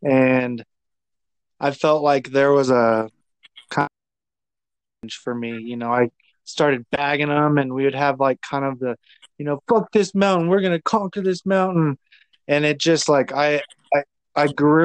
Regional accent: Aurora, Colorado, United States; I grew up in Aurora

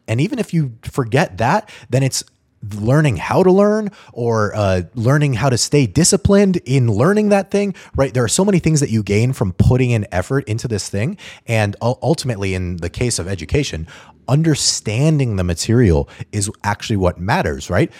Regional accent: Albuquerque, New Mexico, United States; moved away as an adult; also born or lived in Atlanta; I grew up in Albuquerque, New Mexico

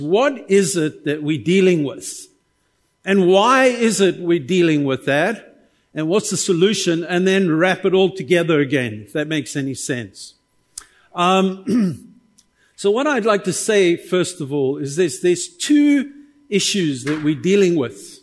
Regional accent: South Africa; as a South African

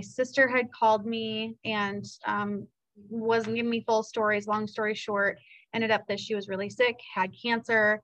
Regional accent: Seattle, Washington, United States; also born or lived in Virginia; now in Cedar Rapids, United States; I'm from Seattle, which is a home of coffee land

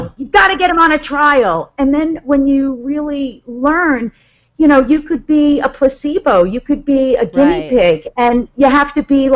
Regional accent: Huntington, New York, United States; I'm from Huntington

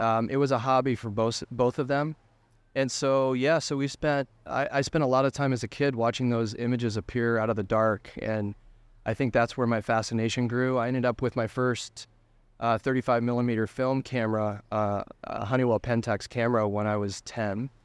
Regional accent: Denver, Colorado, United States; I grew up in Denver, Colorado

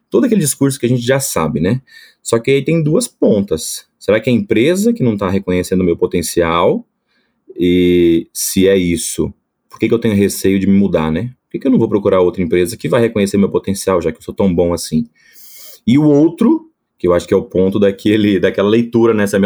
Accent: Espírito Santo, Brazil; é impossível descobrir que eu sou capixaba, né? Mas sou natural do Espírito Santo

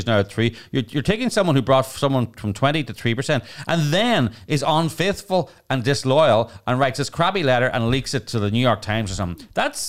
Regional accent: England, United Kingdom; because I'm old English and British and proper

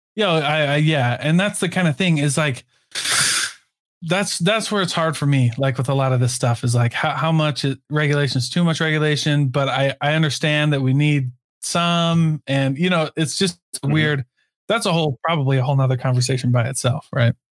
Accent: Iowa, United States; now in Utah, United States; I'm from Iowa

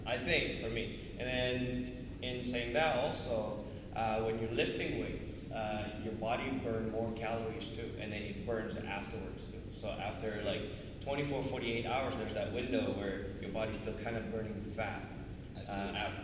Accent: Australia; I'm from Australia.

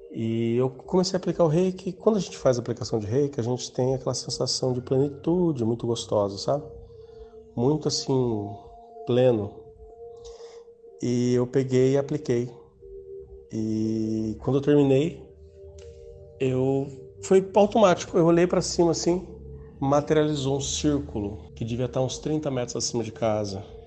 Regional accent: Mogi Mirim, São Paulo, Brazil; sou do interior de São Paulo, Mojimirim

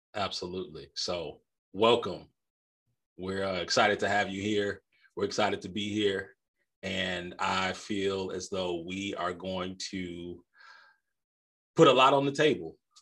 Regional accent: Midwest, United States; I'm a Midwesterner by birth

